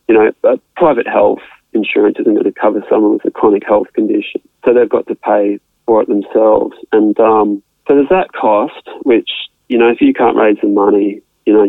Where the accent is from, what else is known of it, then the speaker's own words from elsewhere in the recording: Australia; I'm an Australian resident, born in Australia